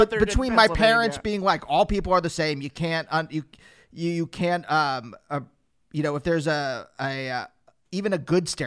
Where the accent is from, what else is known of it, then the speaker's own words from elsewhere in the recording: Pennsylvania, United States; in Pennsylvania